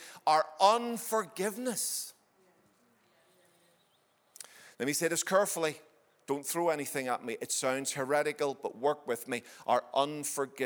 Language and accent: English; Ireland; I'm an Irishman